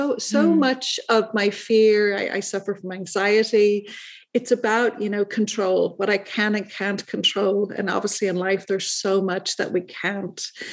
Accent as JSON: {"language": "English", "town": "Dublin", "region": "Leinster", "country": "Ireland", "tie": "born or raised there", "said": "And that goes back to my childhood. I was raised in Dublin, Ireland."}